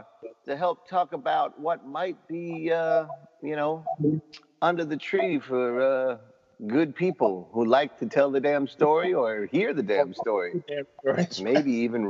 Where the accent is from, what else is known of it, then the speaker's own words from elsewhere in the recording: New York City, New York, United States; I grew up in Morris Park, but my early marital days were right there along Morris Park.